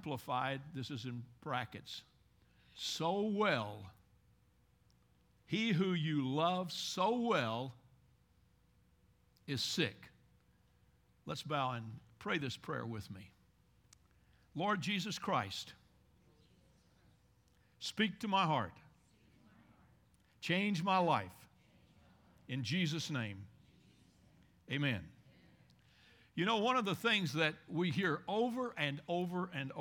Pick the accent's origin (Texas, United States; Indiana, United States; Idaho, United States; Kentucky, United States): Kentucky, United States; Bowling Green; I'm from Bowling Green, Kentucky.